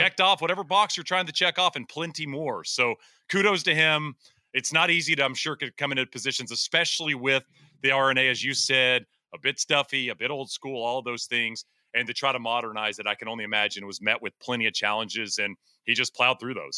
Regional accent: East Texas, United States; I grew up in East Texas

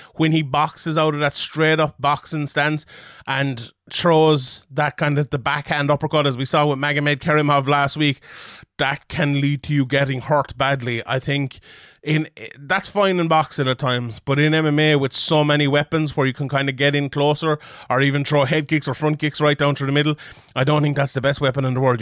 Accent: Ireland; as an Irishman

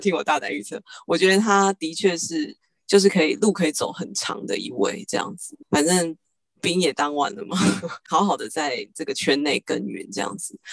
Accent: Taiwan; 我们台湾人

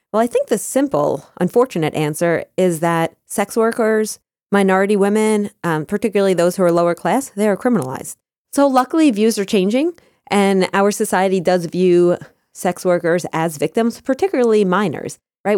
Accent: Scottsdale, Arizona, United States; I was born in Scottsdale

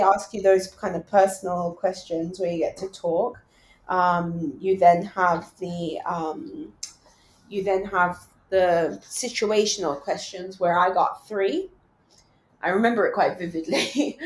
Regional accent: England, United Kingdom; moved away as an adult; I grew up in England and my family is there

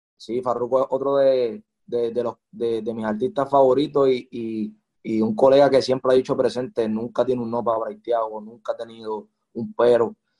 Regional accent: Carolina, Puerto Rico; yo soy de Carolina, nacido y criado

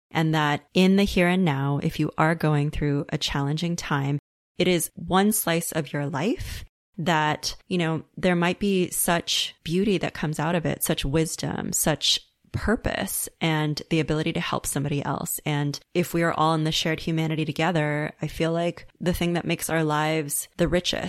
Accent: Los Angeles, California, United States; how it was for me growing up in West Los Angeles as one of the few Asian kids in my elementary school

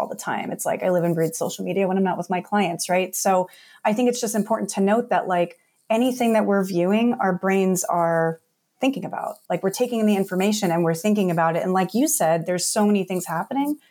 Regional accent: New York City, New York, United States; moved away; also born or lived in New Jersey; I was born in New York City, uh, raised in Staten Island, New York, moved to Jersey

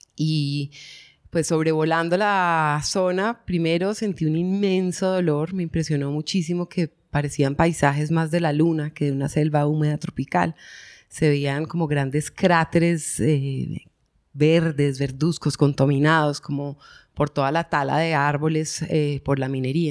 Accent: Bogotá, Colombia; moved away; also born or lived in Medellín; crecí en Bogotá, pero pues mis ancestros y todos son de acá

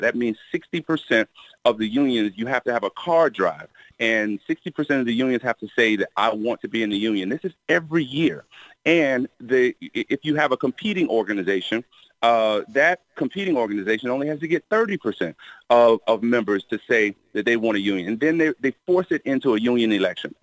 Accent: Miami, Florida, United States; growing up in Miami, uh, the weather was great

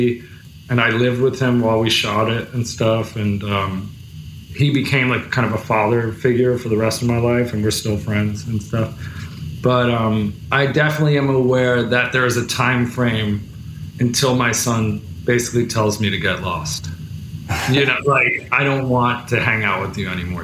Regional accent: New Jersey, United States; now in New York City, United States; I'm from New Jersey originally

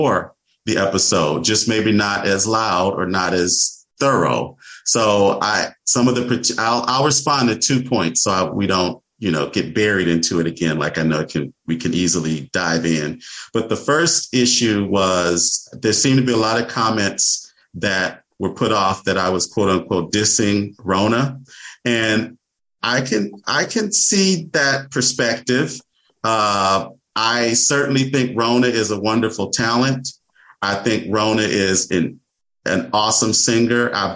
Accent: Michigan, United States; moved away as an adult; now in California, United States; I moved to California in 1999. I'm from Michigan

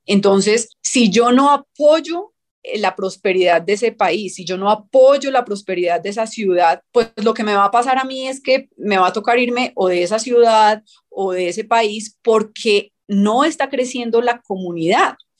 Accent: Colombia; nosotros como colombianos

